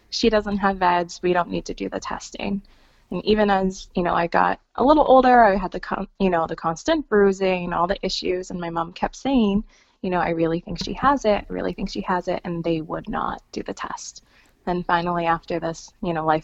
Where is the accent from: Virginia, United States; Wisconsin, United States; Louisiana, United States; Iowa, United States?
Wisconsin, United States; I'm from Wisconsin